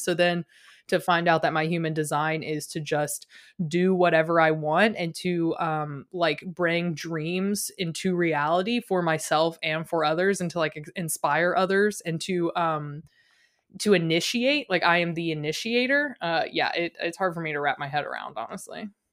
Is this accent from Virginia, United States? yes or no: yes; Richmond, Virginia, United States; moved away; also born or lived in Midwest; I grew up in Virginia, in, like, Richmond, Virginia